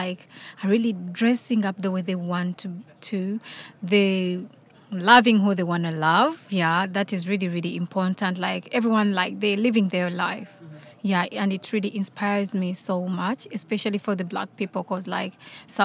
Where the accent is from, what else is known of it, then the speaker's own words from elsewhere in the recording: Uganda; moved away as an adult; now in United Kingdom; I'm from Uganda